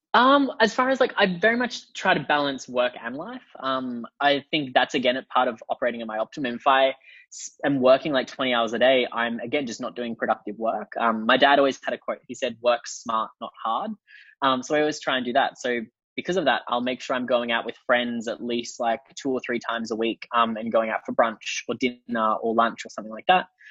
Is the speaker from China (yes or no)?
yes; China; growing up in China